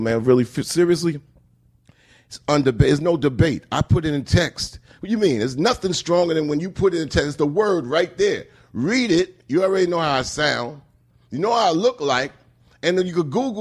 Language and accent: English; New York, United States; I come from New York